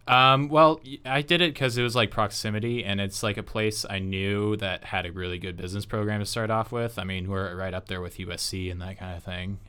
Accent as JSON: {"language": "English", "area": "Orange County", "region": "California", "country": "United States", "said": "I'm from Orange County originally"}